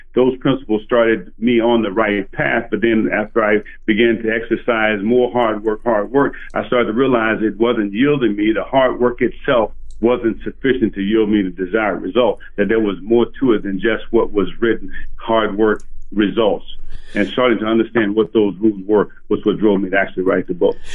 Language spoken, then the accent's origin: English; Parkdale, Arkansas, United States; moved away; I grew up in Parkdale, Arkansas, where then the population was 425